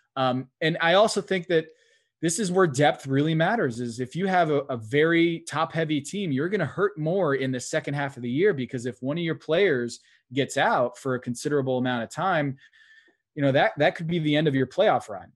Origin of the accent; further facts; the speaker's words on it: New England, United States; moved away; I grew up in New England, and when I go home